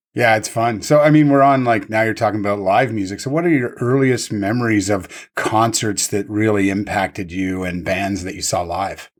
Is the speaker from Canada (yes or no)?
yes; East Coast, Atlantic Canada, Canada; I'm from the East Coast